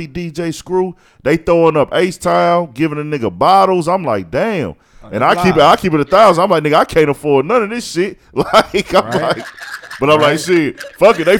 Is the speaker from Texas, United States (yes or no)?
yes; Houston, Texas, United States; I'm from Houston